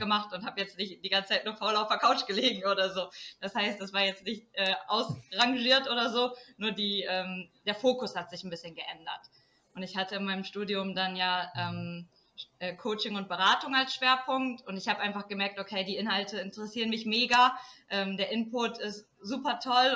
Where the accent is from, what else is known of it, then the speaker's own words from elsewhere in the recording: Emsland, Lower Saxony, Germany; also born or lived in Portugal / Cologne; dass ich wieder zurück in meine Heimat komme, weil ich war ja zwei Jahre in Portugal, dann war mhm. ich vier Jahre in Köln und dann bin ich wieder ins Emsland